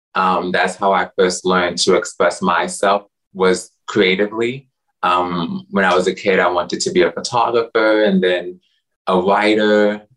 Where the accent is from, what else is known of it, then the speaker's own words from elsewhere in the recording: New York City, New York, United States; I'm a native New Yorker, like the disco song. So I'm a rare breed because there's not a lot of natives. So I was born in Washington Heights and raised partially in Washington Heights and then Harlem.